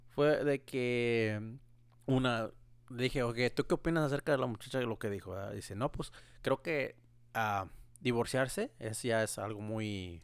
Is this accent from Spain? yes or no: no; Mexico; moved away; estaba yo en mi pueblo, allá en México